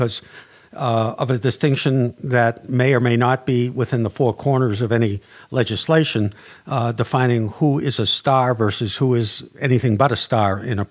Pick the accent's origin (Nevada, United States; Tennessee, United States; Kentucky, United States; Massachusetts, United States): Massachusetts, United States; Boston; accent: Boston; my Boston accent